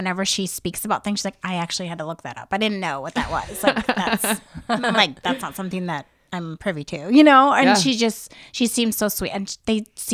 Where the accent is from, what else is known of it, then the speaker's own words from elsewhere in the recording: Wisconsin, United States; now in Los Angeles, United States; I grew up in Wisconsin